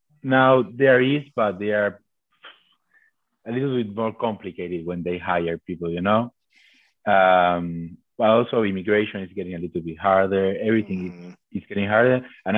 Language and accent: English; Argentina; moved away as an adult; So I came from Argentina being in charge of buildings, basically, to do what I was telling people to do.